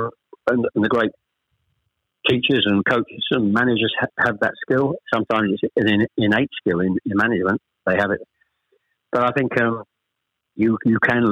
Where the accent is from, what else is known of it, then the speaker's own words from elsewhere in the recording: Chelmsford, East of England, United Kingdom; also born or lived in Ashton-under-Lyne / Manchester; We actually moved south to Chelmsford when I was probably, I was the eldest of three, when I was probably about 7 or 8